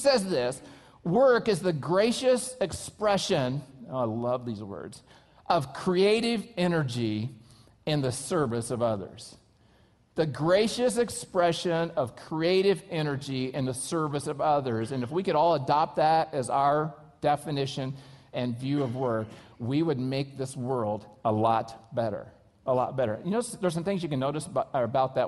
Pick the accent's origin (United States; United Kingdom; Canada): United States; I'm an American